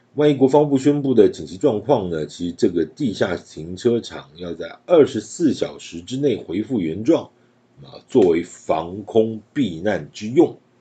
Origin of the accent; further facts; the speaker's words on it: Taiwan; 我就会在台湾，呃，继续地待在这边。是我出生的地方，成长的地方